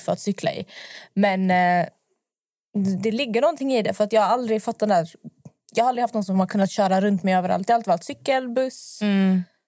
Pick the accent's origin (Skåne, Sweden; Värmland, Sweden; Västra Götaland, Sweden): Skåne, Sweden; Malmö; now in Stockholm, Sweden; Jag kommer från Malmö och i Malmö vi har jättemycket cykelvägar